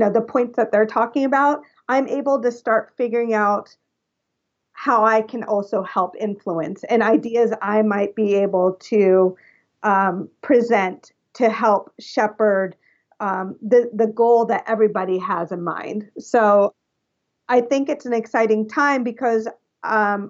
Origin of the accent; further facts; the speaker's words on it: California, United States; now in Los Angeles, United States; So I'm Californian, all California born and raised. So I was born at Cedar Sinai here in Los Angeles. And then I moved to Northern California when I was 11 years old.